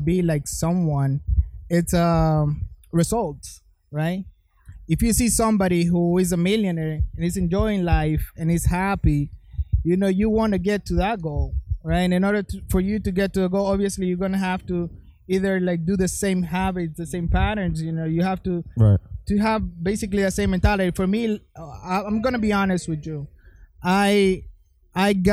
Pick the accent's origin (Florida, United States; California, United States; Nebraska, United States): Florida, United States; I'm from Florida